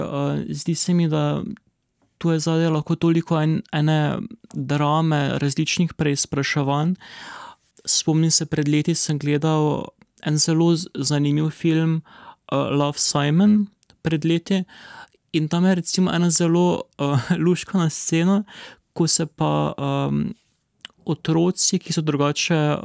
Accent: Maribor, Drava, Slovenia; v mojem rojstnem mestu

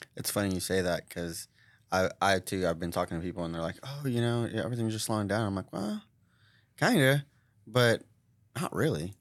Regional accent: Tulsa, Oklahoma, United States; born or raised there

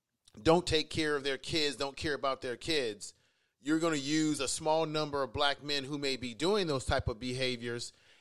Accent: San Francisco, California, United States; also born or lived in Baltimore; I grew up in the Fillmore area

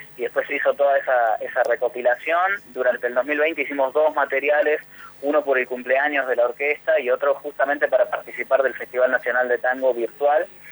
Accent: La Falda, Córdoba, Argentina; acá en mi ciudad natal, que es La Falda

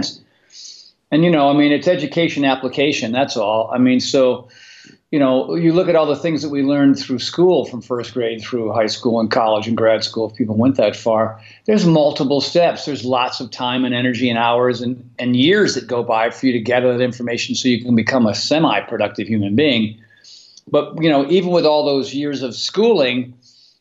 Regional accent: East Coast, United States; moved away as an adult; now in California, United States; growing up on the East Coast in the 70s

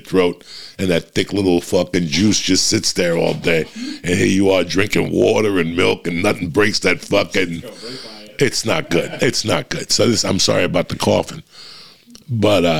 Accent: New Jersey, United States; moved away; I'm from Jersey

